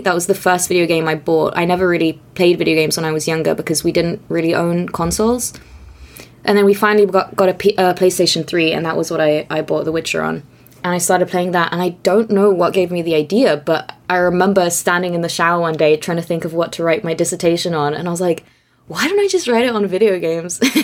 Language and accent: English; Austria; English is a second language; moved away as an adult; also born or lived in Hungary / Aberdeen / Oxford; I grew up in Austria. Um, my family is Hungarian, but moved to Austria when I was young